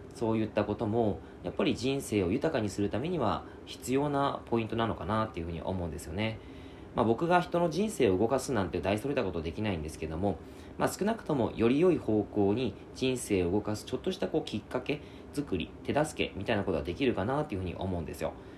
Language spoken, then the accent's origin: Japanese; Yamagata, Japan; now in Fukuoka, Japan; 僕の実家が山形なんです